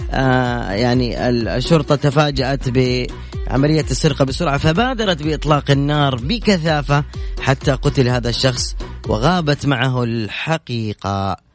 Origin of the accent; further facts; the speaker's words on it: Mecca, Makkah Province, Saudi Arabia; انا من مكه